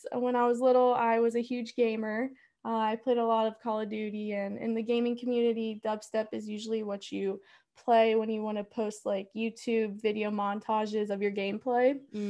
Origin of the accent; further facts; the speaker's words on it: Maryland, United States; I'm from Maryland.